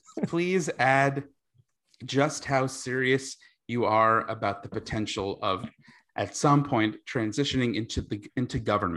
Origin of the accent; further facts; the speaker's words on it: New York, United States; moved away as an adult; now in Los Angeles, United States; I was from New York and went to NYU